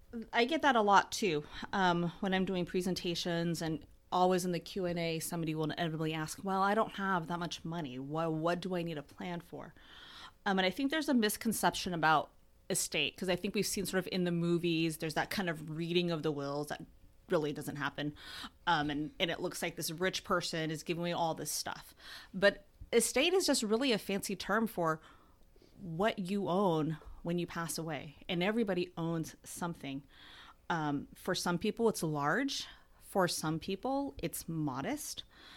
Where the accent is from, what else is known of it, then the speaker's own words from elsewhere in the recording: Bellevue, Washington, United States; So I grew up in Bellevue, Washington, went to undergrad at UW